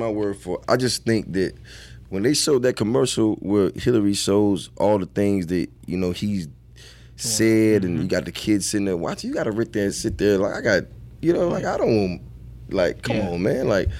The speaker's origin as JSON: {"language": "English", "town": "Atlanta", "region": "Georgia", "country": "United States", "said": "Well, I'm from Atlanta."}